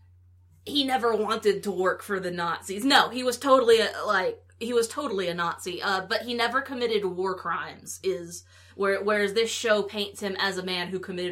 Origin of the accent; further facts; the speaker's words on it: Huntsville, Alabama, United States; growing up in Huntsville